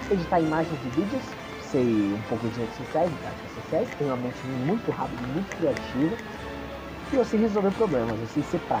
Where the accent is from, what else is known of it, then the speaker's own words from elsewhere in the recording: São Paulo, Brazil; Sou de São Paulo, é muito longe, não importa.